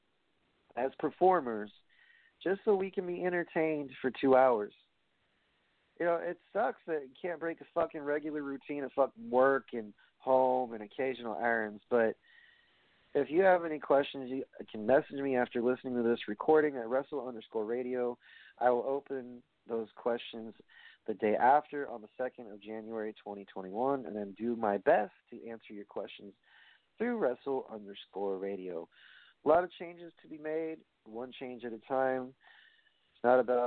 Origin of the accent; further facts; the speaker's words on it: New York, United States; I'm from New York